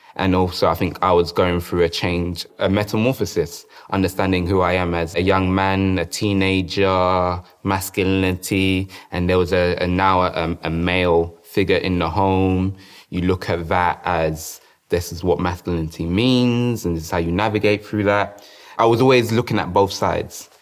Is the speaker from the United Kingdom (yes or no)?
yes; London, United Kingdom; I grew up in South London